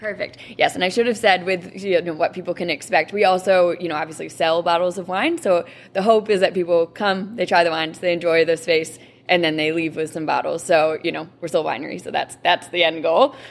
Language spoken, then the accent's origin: English; Rochester, New York, United States; my hometown of Rochester